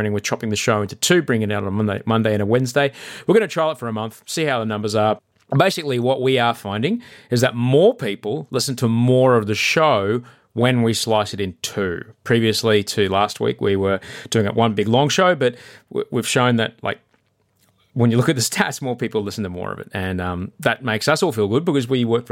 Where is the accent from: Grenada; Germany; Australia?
Australia; Brisbane, Queensland; Brisbane's my hometown